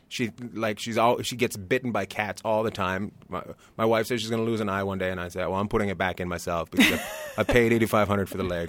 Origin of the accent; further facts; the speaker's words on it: Terrace, British Columbia, Canada; now in Long Beach, United States; I grew up near Alaska, a place called Terrace, British Columbia